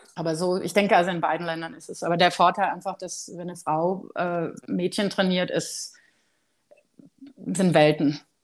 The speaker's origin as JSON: {"language": "German", "country": "Germany", "moved": "yes", "said": "für uns als Deutsche"}